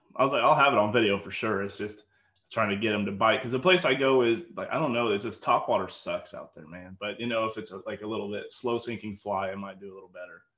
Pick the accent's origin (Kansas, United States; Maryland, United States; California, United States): Kansas, United States; I'm from Kansas